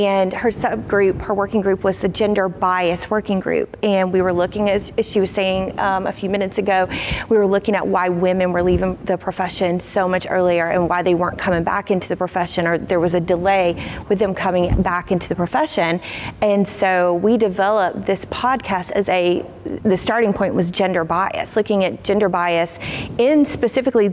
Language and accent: English; Hilliard, Florida, United States; accent: South Georgia; I'm from a small town called Hilliard, Florida, which is north of Jacksonville.